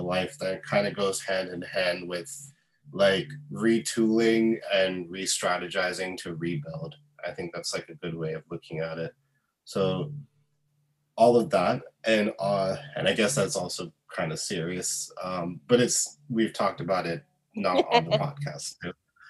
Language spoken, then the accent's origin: English; Bahrain; even though, like, I'm not Muslim, I did celebrate Eid when I was growing up in Bahrain.